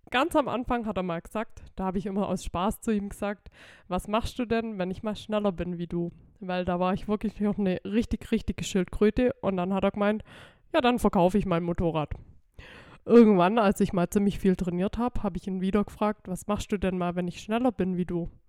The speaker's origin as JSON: {"language": "German", "town": "Amtzell", "region": "Baden-Württemberg", "country": "Germany", "said": "Genau, ich bin aus Amzell"}